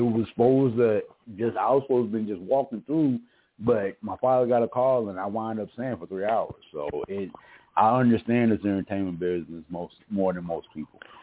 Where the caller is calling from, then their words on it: Mesa, Arizona, United States; I'm calling from Sunny Mesa, Arizona